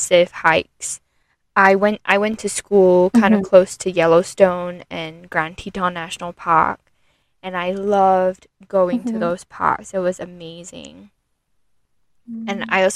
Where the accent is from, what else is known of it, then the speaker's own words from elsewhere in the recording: Singapore; now in United States; when I was growing up in Singapore